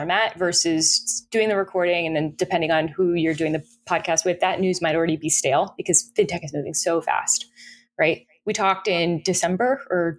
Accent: Florida, United States; I'm from Florida.

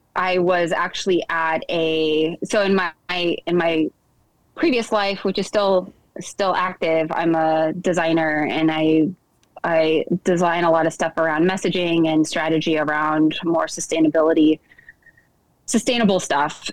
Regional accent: the Northwest, Pacific Northwest, United States; I grew up in the Northwest.

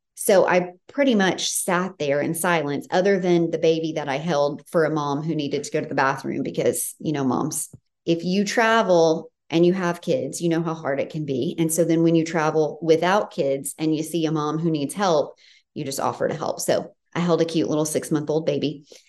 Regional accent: Tennessee, United States; now in California, United States; I'm from Tennessee, and so I'm no stranger to weather and seasons

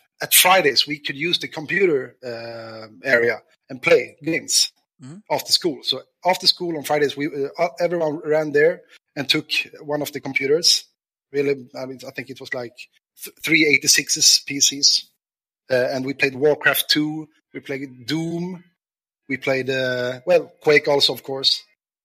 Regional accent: Stockholm, Stockholm County, Sweden; also born or lived in Värmland; I was born and raised in Stockholm

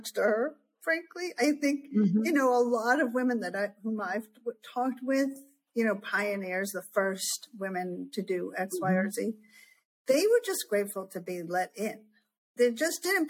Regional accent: Caracas, Capital District, Venezuela; first language Spanish; English is a second language; moved away; they met in Caracas, Venezuela, where I was born

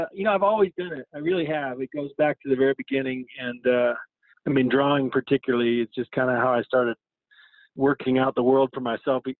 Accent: Denver, Colorado, United States; I grew up here in Denver, very much kind of a, urban suburban kid

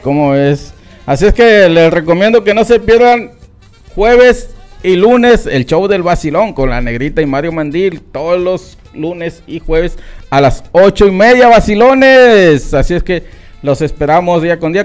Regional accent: Álamos, Sonora, Mexico; mi pueblo natal, mi tierrita hermosa, los Itawis, Álamo Sonora

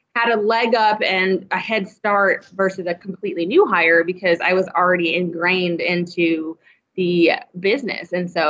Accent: Bartlesville, Oklahoma, United States; moved away; I'm originally from Bartlesville, Oklahoma

